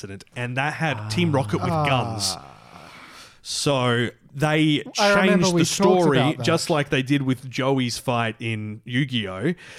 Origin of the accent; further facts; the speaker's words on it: Scotland, United Kingdom; We're Scottish here